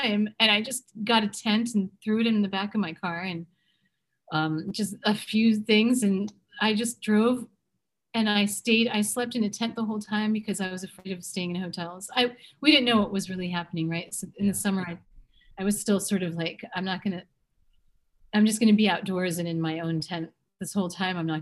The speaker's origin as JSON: {"language": "English", "town": "Middletown", "region": "New Jersey", "country": "United States", "tie": "born or raised there", "also_born_or_lived": "Los Angeles / London", "moved": "as an adult", "said": "I was born in New Jersey. I'm from Middletown"}